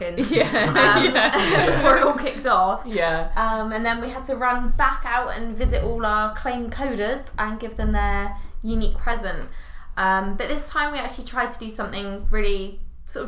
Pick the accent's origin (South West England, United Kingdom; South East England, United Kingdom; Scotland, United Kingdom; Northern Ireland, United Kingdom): South West England, United Kingdom; Devon; moved away; I'm from Devon